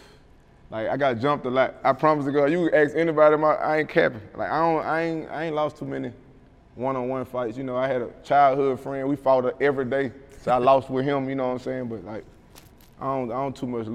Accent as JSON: {"language": "English", "town": "Mobile", "region": "Alabama", "country": "United States", "tie": "born or raised there", "said": "I love my hometown"}